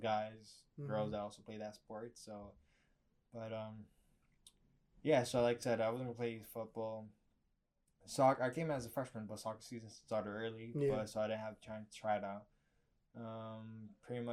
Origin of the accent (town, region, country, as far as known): New York City, New York, United States